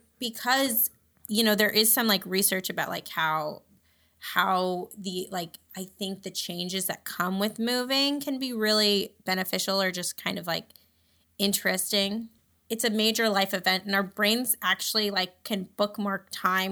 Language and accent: English; New Jersey, United States; moved away as an adult; also born or lived in New York State / New York City, United States; now in Los Angeles, United States; I grew up in New Jersey, and then I went to college in New York State